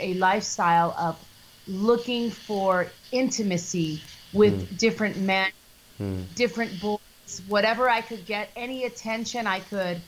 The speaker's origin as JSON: {"language": "English", "region": "Minnesota", "country": "United States", "tie": "born or raised there", "said": "I was born in Minnesota and I was raised in a Lutheran family."}